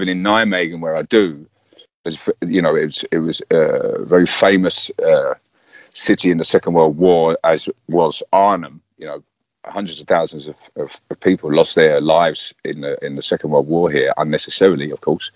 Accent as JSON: {"language": "English", "region": "London", "country": "United Kingdom", "tie": "born or raised there", "said": "I grew up around Arsenal, so we grew up with that football hooligan element"}